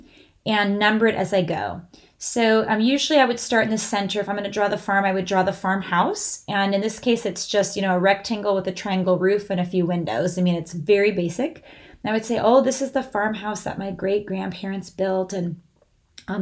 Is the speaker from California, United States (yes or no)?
yes; California, United States; growing up in California